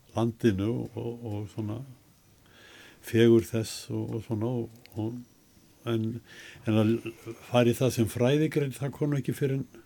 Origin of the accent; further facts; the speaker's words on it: Reykjavík, Capital Region, Iceland; also born or lived in Sweden; ég fættur og upp alveg í Reykjavík